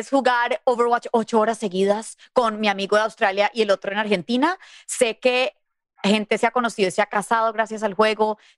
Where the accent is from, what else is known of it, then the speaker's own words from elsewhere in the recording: Mexico; y como somos mexicanos, quiero {S1} poner este {S2} autógrafo en su altar del día del Día de los Muertos